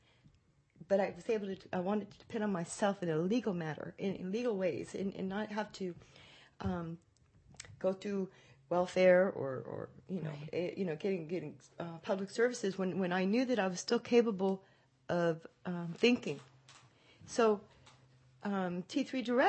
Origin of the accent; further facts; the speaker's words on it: San Francisco, California, United States; moved away as an adult; now in Modesto, United States; I'm from the Bay Area, San Francisco